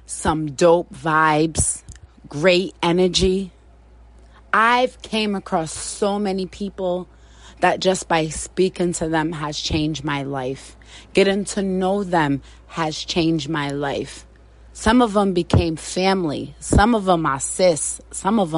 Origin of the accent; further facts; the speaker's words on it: Providence, Rhode Island, United States; I'm still home, so I'm still in Providence